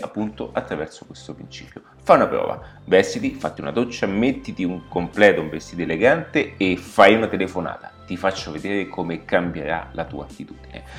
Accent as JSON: {"language": "Italian", "town": "Rome", "region": "Lazio", "country": "Italy", "tie": "born or raised there", "said": "mi trovo in questo momento nella capitale, quindi sono dove sono nato, sono a Roma"}